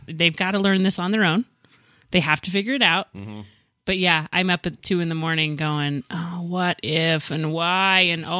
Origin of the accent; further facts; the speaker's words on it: Mississippi, United States; moved away; I grew up in Mississippi.